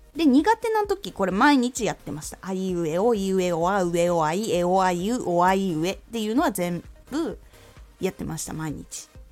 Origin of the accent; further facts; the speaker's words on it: Aomori, Japan; moved away; 特に私青森の出身で東北なので